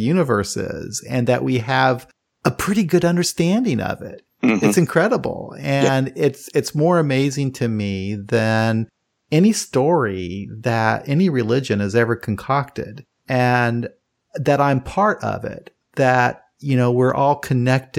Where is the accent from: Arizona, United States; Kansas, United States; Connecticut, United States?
Kansas, United States; I grew up in the country and in Kansas